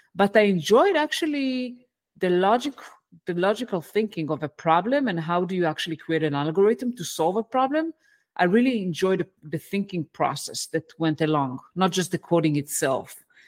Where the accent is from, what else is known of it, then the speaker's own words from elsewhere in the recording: Israel; English is a second language; moved away as an adult; also born or lived in United States; I, uh, was born and raised in Israel, and where, that's where I live today